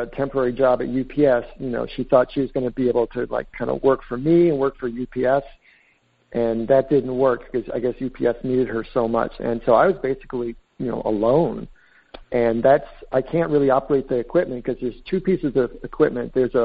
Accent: East Coast, United States; moved away as an adult; now in San Francisco, United States; I grew up in the East Coast

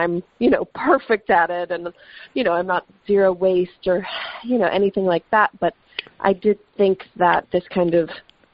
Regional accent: the Catskills, New York, United States; I grew up in the Catskills. My mom is Dutch

